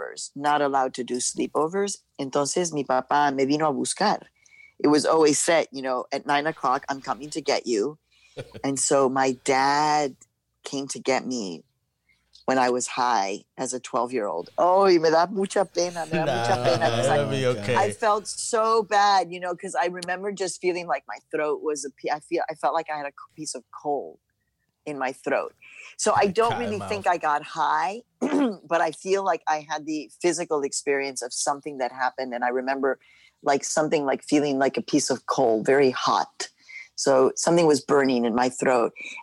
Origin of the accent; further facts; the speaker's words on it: Chicago, Illinois, United States; also born or lived in Mexico; the neighborhood where I was growing up in Chicago was very hippie-esque. It was the University of Chicago community of Hyde Park.